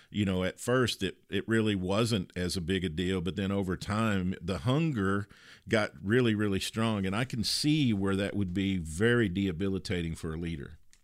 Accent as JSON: {"language": "English", "region": "Kentucky", "country": "United States", "tie": "born or raised there", "said": "a girl that I grew up with in Kentucky"}